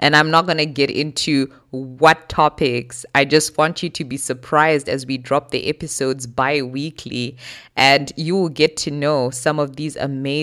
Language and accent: English; Zimbabwe; moved away as an adult; also born or lived in South Africa; now in Germany; I was born in Zimbabwe, born and raised most of my life.